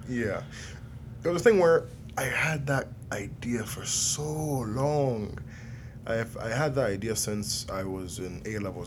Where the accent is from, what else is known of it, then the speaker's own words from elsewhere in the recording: Nigeria; I'm Nigerian